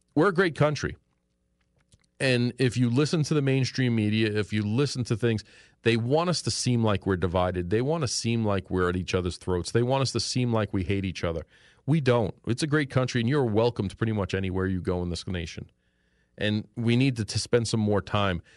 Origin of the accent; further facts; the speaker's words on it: New York City, New York, United States; moved away as an adult; now in Pennsylvania, United States; when I was a kid in New York, growing up in New York City, in Queens, New York